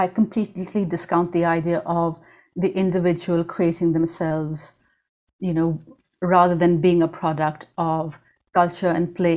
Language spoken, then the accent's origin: English; Karachi, Sindh, Pakistan; I was growing up in the Zia years in Pakistan